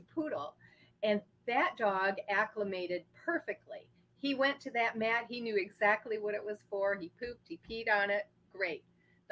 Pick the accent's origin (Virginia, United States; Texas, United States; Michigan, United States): Michigan, United States; Port Huron; I'm from Port Huron